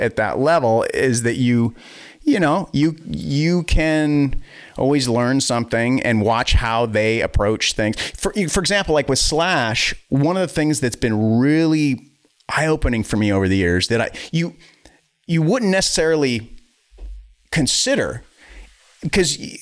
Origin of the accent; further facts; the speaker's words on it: Wisconsin, United States; also born or lived in Boston, Massachusetts / Weymouth, Massachusetts; then we moved to Wisconsin from the Boston area